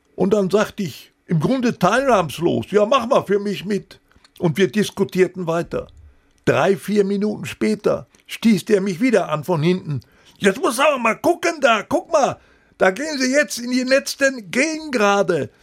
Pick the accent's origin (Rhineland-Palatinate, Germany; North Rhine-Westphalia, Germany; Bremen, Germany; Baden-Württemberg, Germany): North Rhine-Westphalia, Germany; Recklinghausen; Ich hatte immer noch ein Postfach bei der Hauptpost in Recklinghausen. Das war meine Geburtsstadt, wo ich auch äh, aufs Gymnasium ging